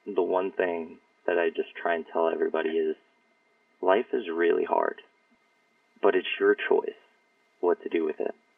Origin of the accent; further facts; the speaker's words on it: Yorktown, New York, United States; I grew up in Yorktown, northern Westchester.